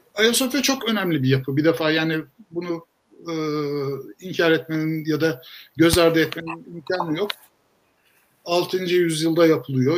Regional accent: Istanbul, Turkey; ben İstanbulluyum

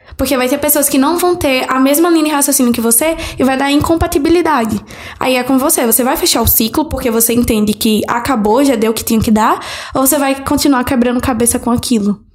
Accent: Northeast, Alagoas, Brazil; accent: Nordeste (Alagoas); é, de Nordeste, Alagoas

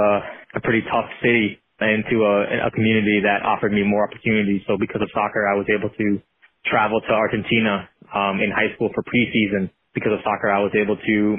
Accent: Long Beach, California, United States; I was growing up in Long Beach, California

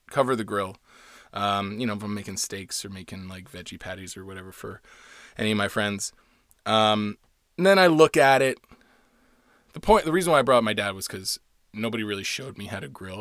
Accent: Florida, United States; now in Los Angeles, United States; I'm half Puerto Rican and I'm from Florida

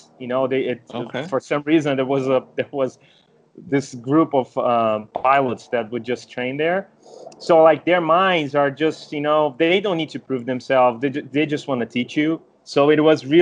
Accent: Brazil; I was born in Brazil

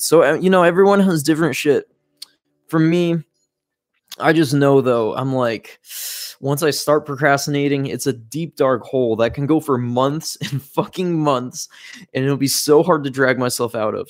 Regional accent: Fargo, North Dakota, United States; moved away; We came from Fargo, North Dakota, the middle of nowhere

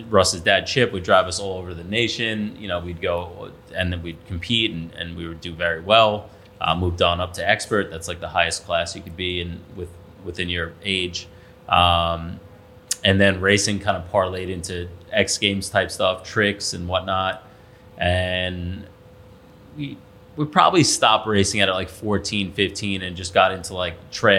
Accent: Patchogue, New York, United States; I grew up in Patchogue.

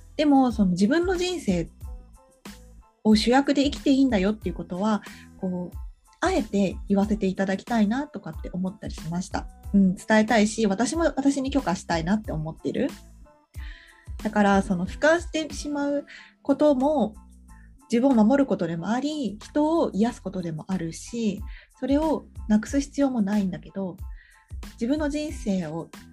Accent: Japan; also born or lived in abroad (unspecified country); 海外に幼少期住んでたことがあったから日本に来た時にね小学校2年生だった

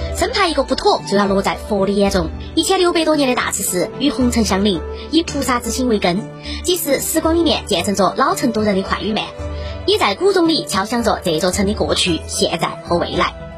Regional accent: Chengdu, Sichuan, China; 我们成都人

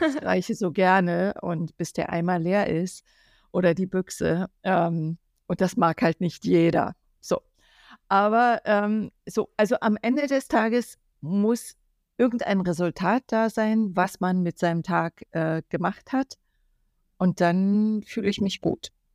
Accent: Germany; ich bin ja aus der DDR

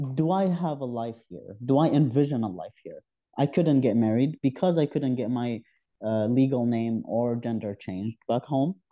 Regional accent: southeast Algeria, Algeria; moved away as an adult; also born or lived in Algiers, Algeria; now in Canada; my background is my from south of Algeria, the southern east, and it's where I lived when I was a kid. Uh, I was born in Algiers, the capital, but we moved back to our hometown

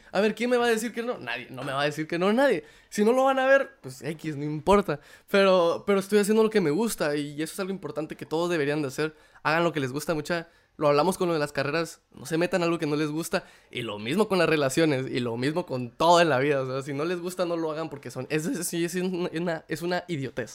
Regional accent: Guatemala; moved away; como cualquier guatemalteco

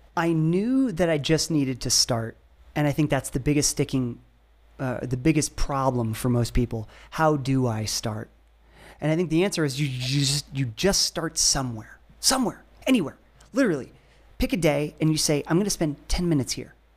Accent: Ohio, United States; I grew up in Ohio

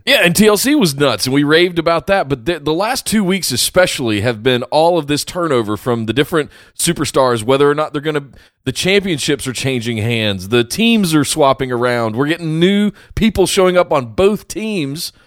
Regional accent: Charlotte, North Carolina, United States; my hometown.

